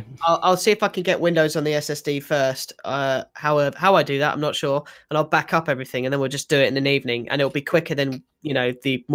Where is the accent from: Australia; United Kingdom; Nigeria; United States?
United Kingdom; England; I'm as English as can be.